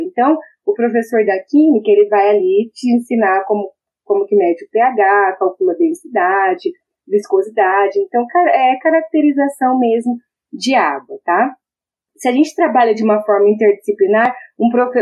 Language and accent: Portuguese; Maringá, Paraná, Brazil; Já que eu sou de Maringá, dá para perceber pelo sotaque, né? Eu sou nascida em Maringá